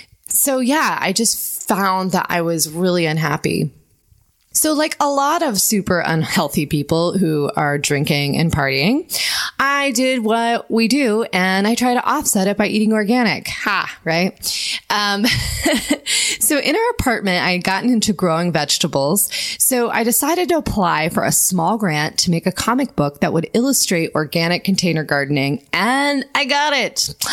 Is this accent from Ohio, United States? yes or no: yes; Ohio, United States; moved away as an adult; now in New York, United States; I had come from a really small town in Ohio, gone to college, and leaving my home state to go to Boston for grad school was a huge accomplishment